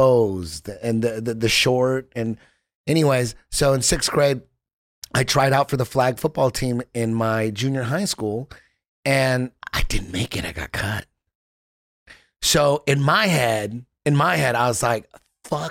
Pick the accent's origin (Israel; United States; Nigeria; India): United States; Orange County, California; I grew up in it was a Mexican city. It's like it's the East LA of Orange County